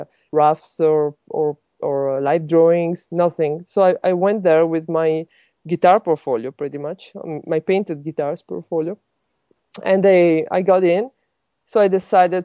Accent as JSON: {"language": "English", "town": "Milan", "region": "Lombardy", "country": "Italy", "tie": "born or raised there", "second_language": "English", "moved": "as an adult", "said": "I'm from Italy, so I grew up in Italy and studied there. I went to actually French school in Milano"}